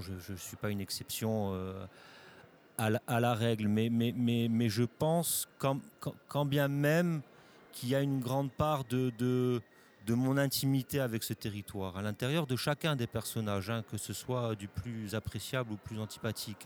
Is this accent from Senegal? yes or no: no; Corsica, France; je suis né en Corse, j'ai grandi en Corse, j'y suis parti pour, mon, travail, mais j'y vis toujours